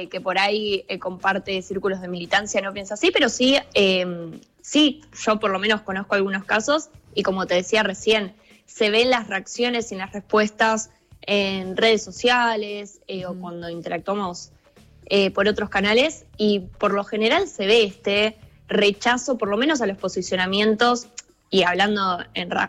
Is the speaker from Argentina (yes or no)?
yes; Argentina; algo que surge mucho es como Argentina, porque esto es algo que se tiene que pensar como prioritario cuando no somos los principales emisores globales